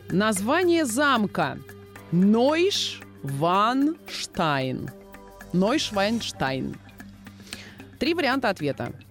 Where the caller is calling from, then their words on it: Moscow, Russia; я из Москвы